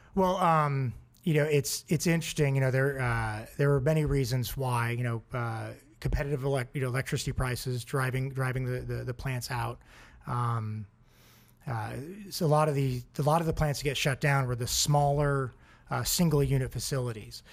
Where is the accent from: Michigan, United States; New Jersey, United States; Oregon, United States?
Oregon, United States; I grew up in Oregon.